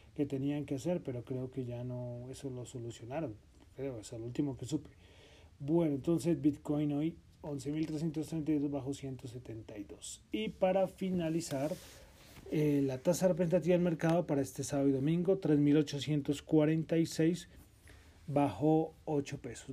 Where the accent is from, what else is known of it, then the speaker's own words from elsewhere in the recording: Colombia; estamos aquí en Bogotá, somos colombianos